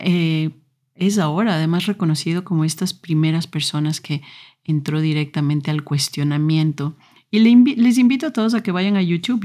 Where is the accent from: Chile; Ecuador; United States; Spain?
Ecuador; moved away; En Ecuador, donde yo nací, a los eh, más o menos 14 años tienes que escoger eh, en qué parte de la secundaria vas a entrar